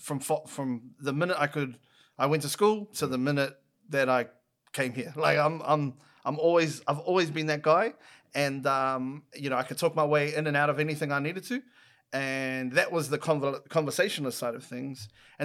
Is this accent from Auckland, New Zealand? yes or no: yes; Clendon, Auckland, New Zealand; So like I live in Clendon. I still live in Clendon.